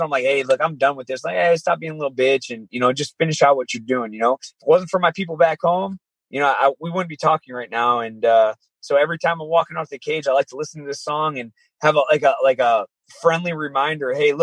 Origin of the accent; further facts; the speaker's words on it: Michigan, United States; moved away as an adult; now in Las Vegas, United States; obviously I'm from Michigan